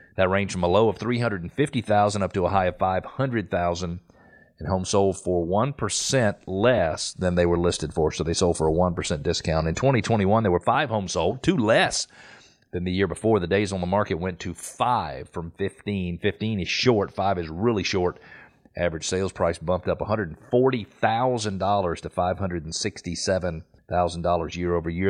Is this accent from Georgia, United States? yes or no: yes; Atlanta, Georgia, United States; I grew up in Atlanta